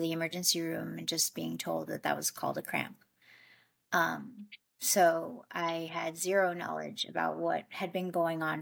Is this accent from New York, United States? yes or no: yes; New York, United States; moved away as an adult; also born or lived in Colombia; I grew up in New York. And then when I turned 24, I moved to Colombia to start my own nonprofit.